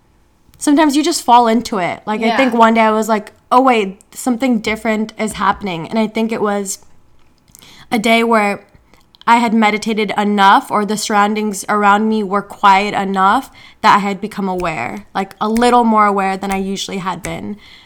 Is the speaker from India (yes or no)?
yes; India; So I'm Indian, if you don't know.